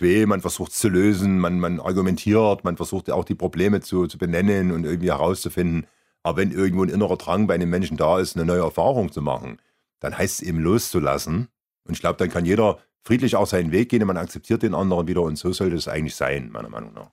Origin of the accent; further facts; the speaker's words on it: Germany; moved away; von meinem Heimatort 20 Kilometer entfernt